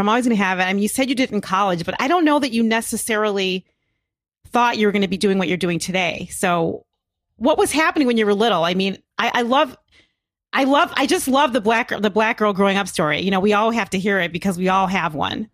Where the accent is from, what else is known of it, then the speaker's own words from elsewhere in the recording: Chicago, Illinois, United States; I grew up in Hyde Park, which is a, n-, a neighborhood in Chicago